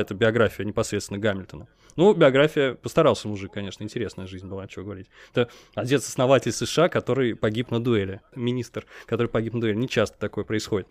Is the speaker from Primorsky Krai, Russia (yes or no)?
no; Nizhny Novgorod, Nizhny Novgorod Oblast, Russia; Я в Нижнем Новгороде рос.